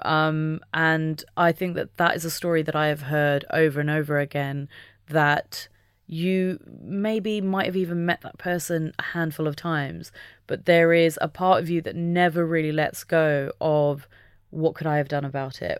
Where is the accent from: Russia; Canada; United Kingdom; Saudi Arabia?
United Kingdom; being British